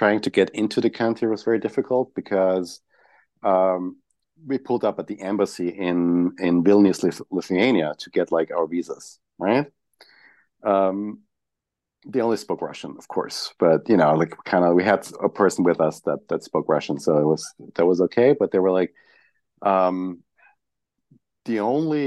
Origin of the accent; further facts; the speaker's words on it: Graz, Styria, Austria; I grew up in Graz